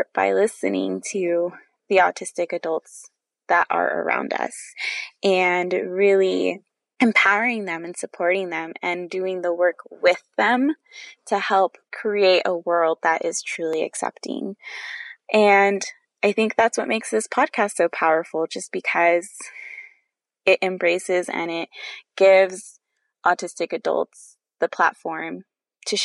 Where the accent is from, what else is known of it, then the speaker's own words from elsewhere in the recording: California, United States; now in Maryland, United States; I'm originally from California